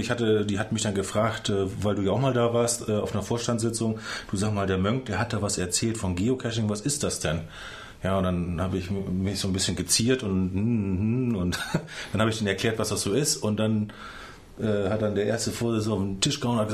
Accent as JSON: {"language": "German", "town": "Jeddeloh", "region": "Lower Saxony", "country": "Germany", "said": "Es gibt Jedlo 1 und Jedlo 2. Ich komme aus Jedlo 2."}